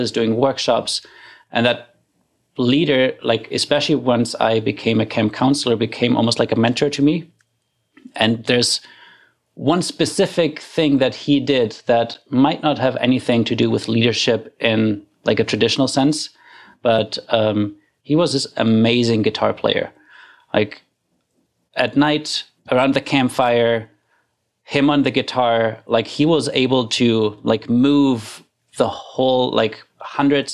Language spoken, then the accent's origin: English; Germany; moved away as an adult; now in Canada; I grew up in Germany